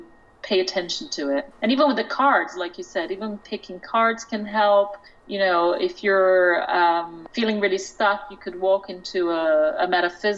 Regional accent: Brazil; now in London, United Kingdom; I'm from Brazil. I was born in Brazil. I grew up with my grandmother.

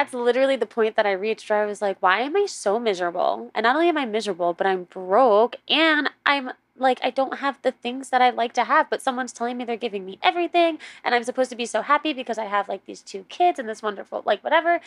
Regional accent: New York City, New York, United States; moved away; I grew up on the East Coast, so I Grew up in New York, New York City

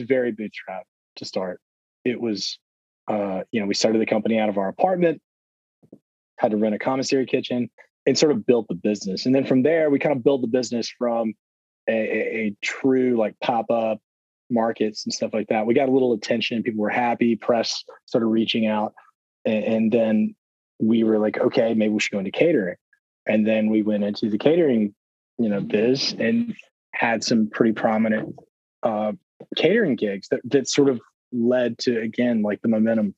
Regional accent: Mobile, Alabama, United States; moved away as an adult; also born or lived in Louisiana / Brooklyn, New York; now in Nashville, United States; I grew up in Mobile, Alabama, which is again a very, you know, Cajun Creole centric area.

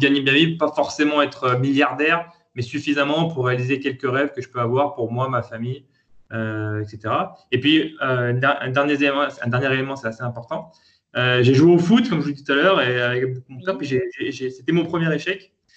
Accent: Lyon, Auvergne-Rhône-Alpes, France; je suis né à Lyon, euh, fils de commerçants

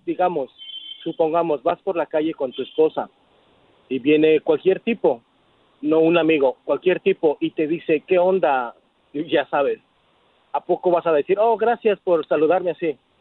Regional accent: Mexico; Como mexicano que soy

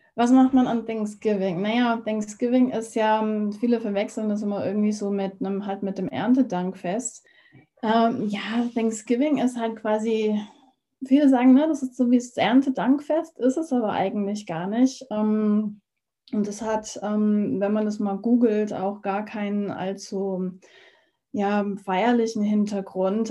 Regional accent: Germany; moved away as an adult; now in United States; Ich bin ja hier in Deutschland ja quasi aufgewachsen

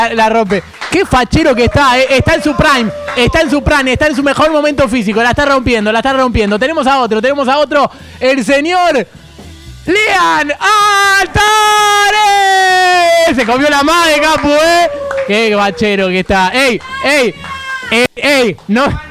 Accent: Ramos Mejía, Buenos Aires Province, Argentina; Yo soy de Ramos

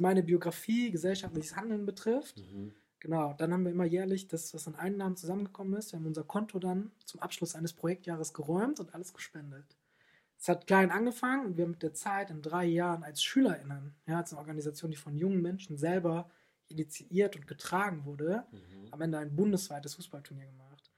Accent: Germany; now in Swabia, Germany; ich bin ein äh, Rheinländer, der sich ins Schwabenland verlaufen hat

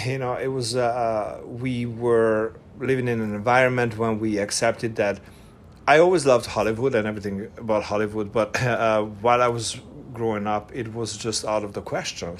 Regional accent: Budapest, Hungary; English is a second language; moved away as an adult; also born or lived in Eger, Hungary; now in United States; I was born in Budapest, uh, Hungary I was raised in Eger, which is a north uh, eastern town in in Hungary, and then from seven we moved to Budapest, and I was I was there until I was nineteen.

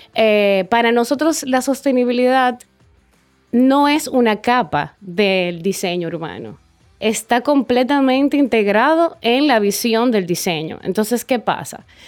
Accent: Dominican Republic; moved away as an adult; volví aquí, eh, a, República Dominicana

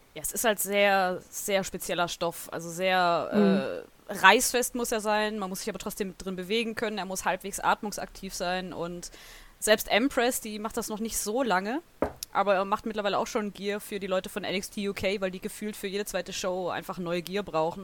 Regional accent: Southern Germany, Germany; Ich komme aus Süddeutschland

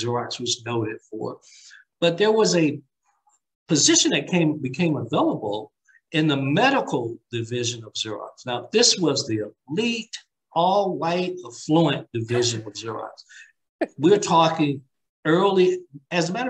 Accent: Alabama, United States; moved away; growing up in Alabama

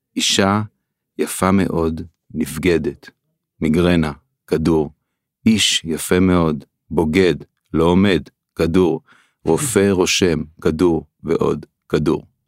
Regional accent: Israel; also born or lived in Tel HaShomer housing (for two years); גדלתי אה, איפשהו כילד במושב

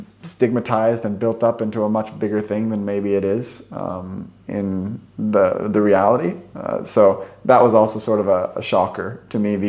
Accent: Vancouver, Washington, United States; moved away as an adult; now in Stockholm, Sweden; I'm from just outside Portland, Oregon, but actually on the Washington state side. So the town is called Vancouver, Washington

